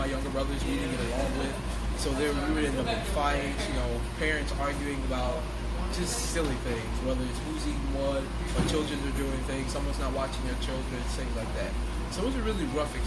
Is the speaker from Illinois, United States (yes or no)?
yes; Chicago, Illinois, United States; also born or lived in Joliet, Illinois / Morris, Illinois; I was born and raised in Chicago